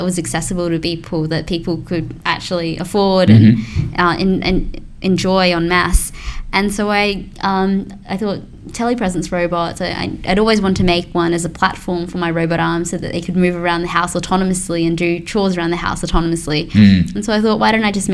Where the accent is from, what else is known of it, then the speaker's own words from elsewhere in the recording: Australia; we're Australian here